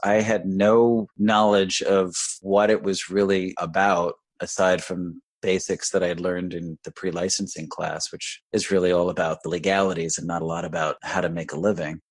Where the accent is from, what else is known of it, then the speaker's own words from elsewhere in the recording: Westchester County, New York, United States; moved away as an adult; also born or lived in Evanston, Illinois; now in Monmouth County, New Jersey, United States; I grew up in Westchester County in New York